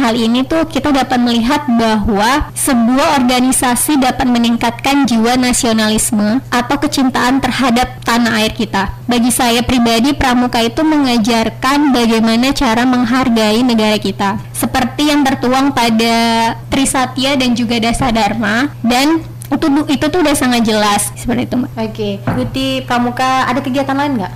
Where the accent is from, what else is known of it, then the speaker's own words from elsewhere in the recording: North Sumatra, Indonesia; moved away as an adult; now in Natuna, Indonesia; Asal saya dari Sumatera Utara